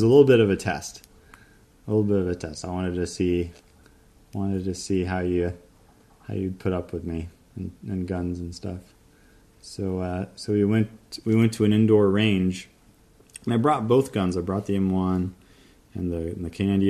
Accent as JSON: {"language": "English", "region": "Florida", "country": "United States", "said": "But I'm from Florida"}